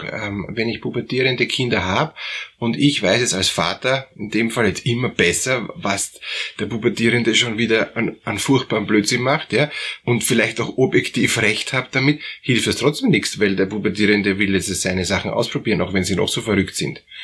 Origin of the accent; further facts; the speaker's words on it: Germany; Und naja, ich bin aus Deutschland und ich weiß, dass Kehlheimer Fliesen ist eine der besten Fliesen